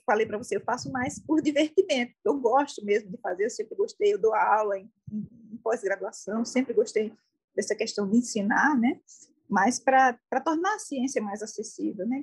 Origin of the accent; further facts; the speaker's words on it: João Pessoa, Paraíba, Brazil; moved away as an adult; now in Brasília, Brazil; Eu sou nascida, criada, sou formada lá em João Pessoa